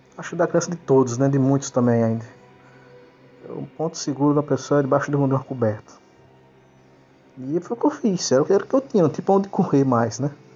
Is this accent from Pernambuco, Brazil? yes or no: yes; Limoeiro, Pernambuco, Brazil; sou natural de Limoeiro, uh, do estado de Pernambuco, da Zona da Mata uh, de Pernambuco